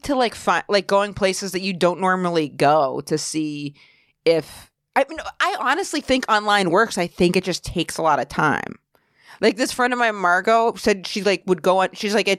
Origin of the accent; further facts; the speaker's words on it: Maine, United States; now in New York, United States; I'm from Maine.